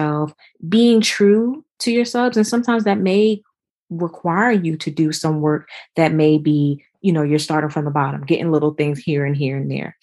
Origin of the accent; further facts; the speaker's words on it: New Jersey, United States; now in Georgia, United States; I eventually moved to Georgia because I'm originally from New Jersey